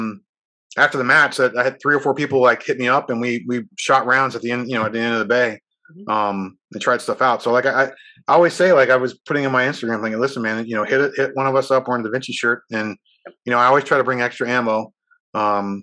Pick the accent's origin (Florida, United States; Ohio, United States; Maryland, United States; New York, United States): Florida, United States; Miami; I was born and raised in Miami. I still live down here.